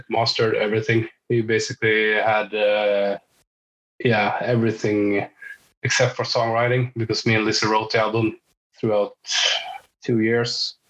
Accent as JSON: {"language": "English", "country": "Sweden", "moved": "as an adult", "lives_now": "Norway", "said": "I am Swedish. I'm from Sweden, but I've been living here 10, 12 years."}